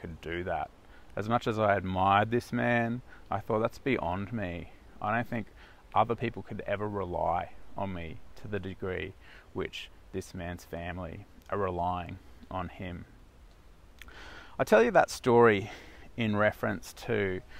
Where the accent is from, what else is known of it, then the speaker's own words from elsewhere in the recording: South Africa; moved away; the town where I was born in South Africa